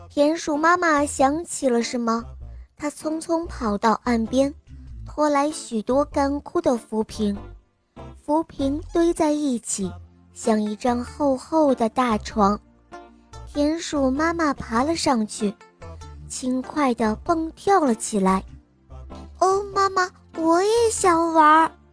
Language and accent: Chinese; Guangzhou, Guangdong, China; 我今年五岁了，我来自广州